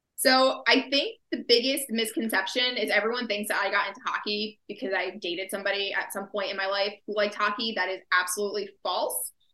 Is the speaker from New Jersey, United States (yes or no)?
yes; New Jersey, United States; I am from New Jersey, born and raised